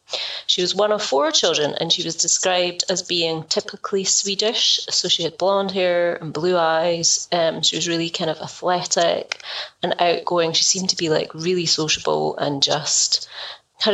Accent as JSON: {"language": "English", "region": "Scotland", "country": "United Kingdom", "said": "I'm Scottish."}